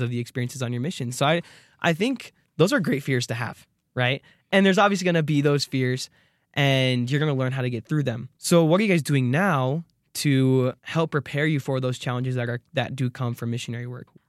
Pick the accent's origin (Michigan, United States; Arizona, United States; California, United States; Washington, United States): Arizona, United States; I'm from Arizona